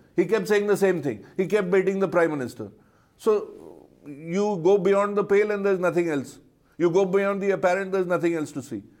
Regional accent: India; as an Indian

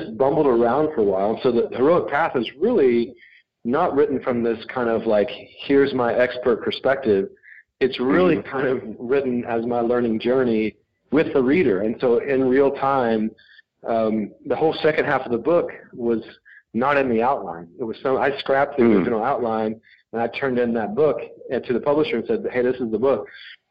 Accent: Little Rock, Arkansas, United States; moved away as an adult; also born or lived in Texas / Chicago / Boston / West Coast; I was born in Little Rock, Arkansas, and then I lived in Texas for a few years, and then grew up the rest of kind of my childhood in Little Rock, Arkansas

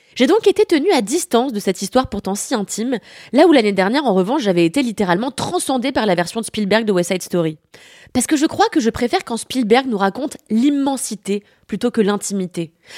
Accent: France; also born or lived in Paris

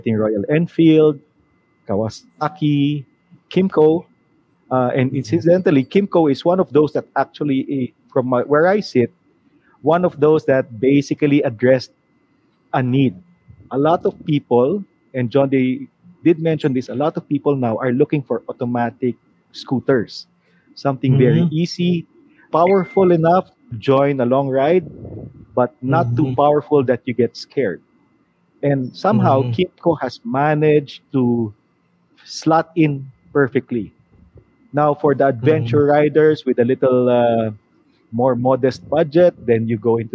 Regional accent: Manila, Metro Manila, Philippines; I'm from Manila

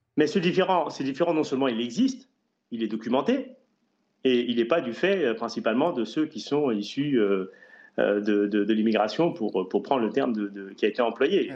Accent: Saint-Denis, Île-de-France, France; je suis un enfant de Saint-Denis et j'ai grandi à Saint-Denis

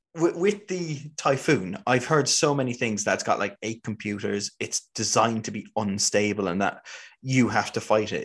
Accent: Ireland; growing up in Ireland. We didn't have anything like

